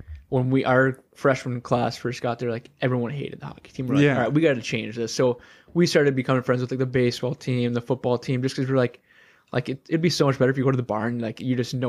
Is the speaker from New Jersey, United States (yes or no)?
no; Minnesota, United States; growing up in Minnesota